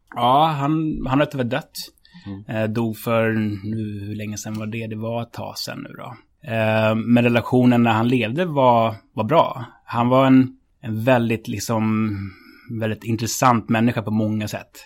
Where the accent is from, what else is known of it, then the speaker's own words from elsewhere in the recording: Stockholm, Stockholm County, Sweden; Jag är uppväxt på Södermalm